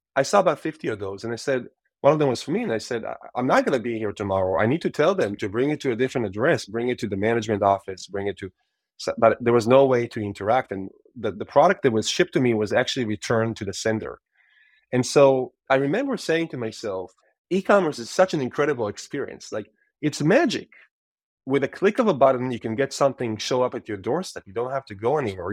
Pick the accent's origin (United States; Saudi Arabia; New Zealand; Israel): Israel; moved away as an adult; I'm Israeli born and raised